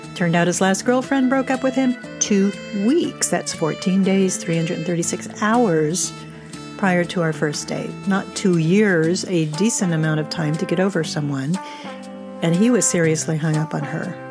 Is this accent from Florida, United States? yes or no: yes; Miami, Florida, United States; also born or lived in New Jersey; When I was five, we moved from New Jersey to Miami, and my family joined Kings Bay Country Club.